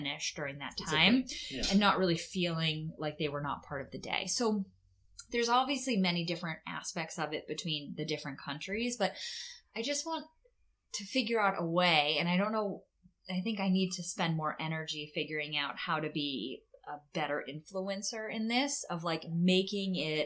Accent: Boston, Massachusetts, United States; now in Netherlands; I grew up in the Boston area

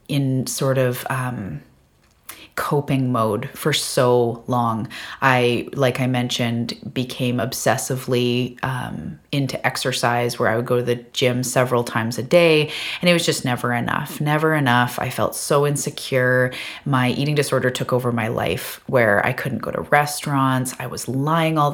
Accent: Vancouver Island, British Columbia, Canada; I am from Vancouver Island off the west coast of Canada.

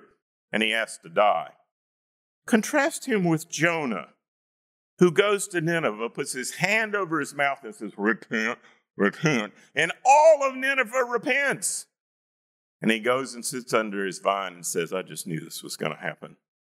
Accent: North Carolina, United States; When I was growing up in North Carolina

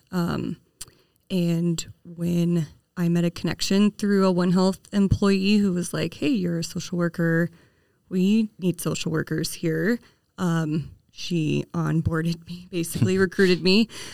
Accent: Kansas, United States; moved away as an adult; now in Hardin, United States; I was born and raised in Kansas, and I moved to Montana after I married my husband

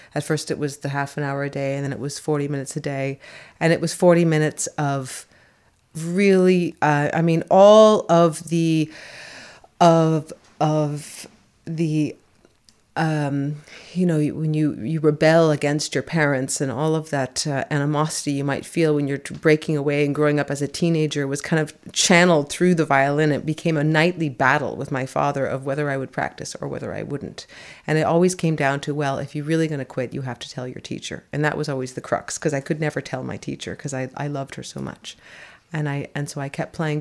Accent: San Francisco, California, United States; also born or lived in New York City; I was born in New York City, but I was raised in San Francisco

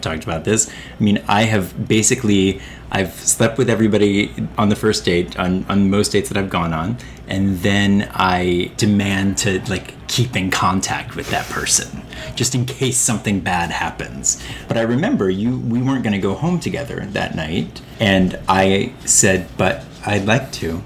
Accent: Northern Ohio, United States; now in New York, United States; I'm Northern Ohio

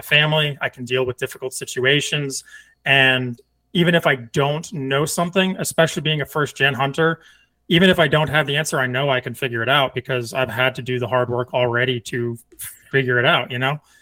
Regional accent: Northeast, United States; now in Texas, United States; I'm from the Northeast

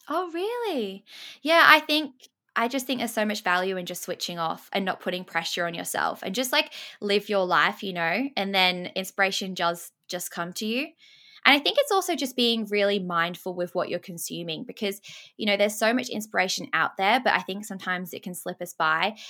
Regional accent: Sydney, New South Wales, Australia; born or raised there; also born or lived in England

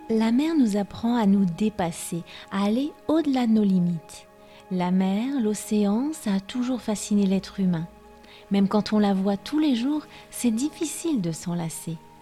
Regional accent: France; je suis française

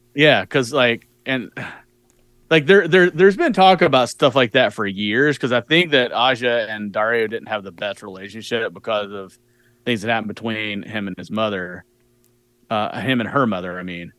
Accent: United States; as an American

